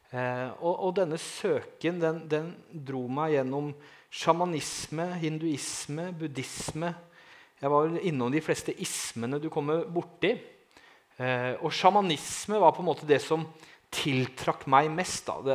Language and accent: Norwegian; Langesund, Telemark, Norway; Jeg er fra Langesund